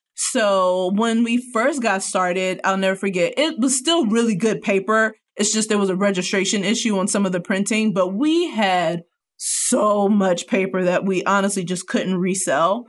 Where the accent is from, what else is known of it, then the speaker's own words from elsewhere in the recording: Cincinnati, Ohio, United States; now in Northwest Arkansas, United States; from Cincinnati